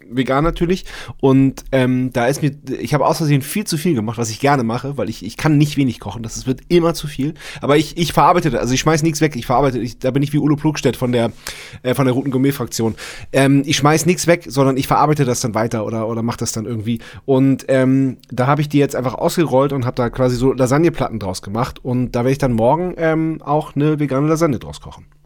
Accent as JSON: {"language": "German", "region": "Swabia", "country": "Germany", "also_born_or_lived": "Munich", "moved": "yes", "lives_now": "Berlin, Germany", "said": "ich bin ja Schwabe"}